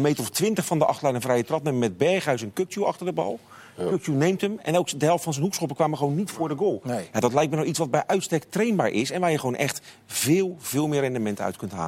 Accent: Rotterdam, South Holland, Netherlands; zeg ik als, als Rotterdammer

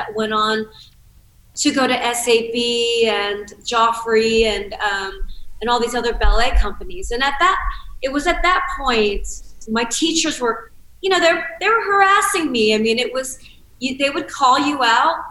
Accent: Cincinnati, Ohio, United States; I grew up in Cincinnati, Ohio

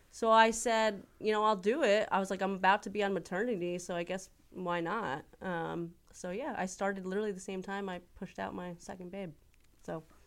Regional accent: Florham Park, New Jersey, United States; I am from North Jersey. I am from a little town called Florne Park

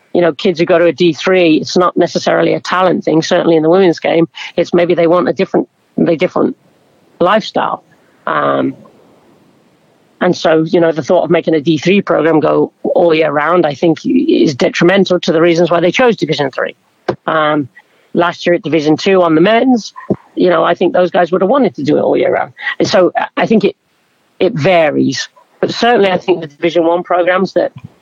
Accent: England, United Kingdom; now in United States; growing up in England

